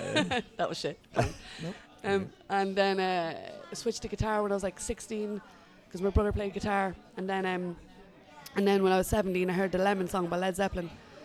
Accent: Drogheda, Leinster, Ireland; I am from Drogheda. I'm from Ballypark.

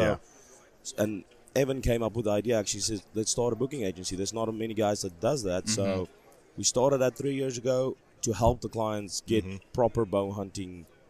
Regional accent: Limpopo, South Africa; I'm from Limpopo, South Africa.

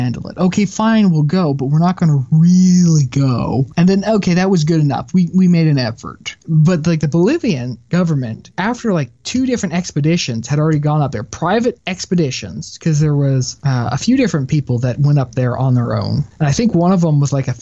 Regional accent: Texas, United States; I'm a Texan

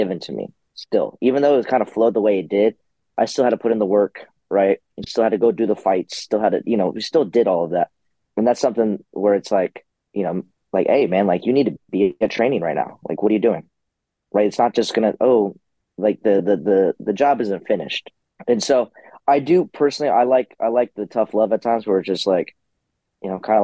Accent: San Diego, California, United States; I'm from San Diego

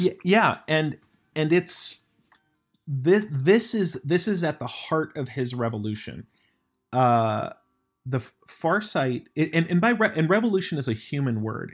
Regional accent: United States; I'm American

